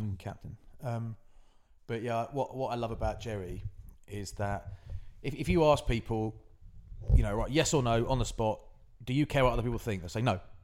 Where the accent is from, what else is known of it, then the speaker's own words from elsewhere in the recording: West Country, South West England, United Kingdom; I'm from the West, I'm living the West Country